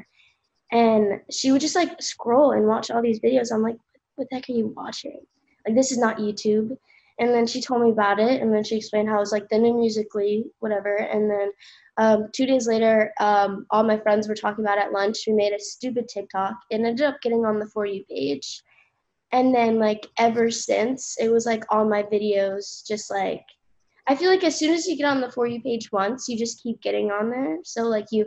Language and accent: English; Ocean City, New Jersey, United States; I lived there, like, my entire life